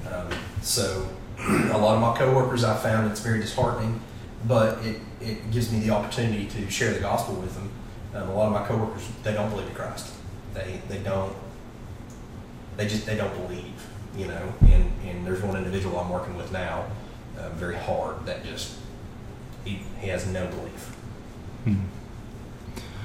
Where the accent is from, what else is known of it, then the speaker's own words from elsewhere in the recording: Louisville, Tennessee, United States; I grew up we've got a big family grew up here locally in uh, louisville tennessee which is uh, you know just right outside of maryville I grew up on a farm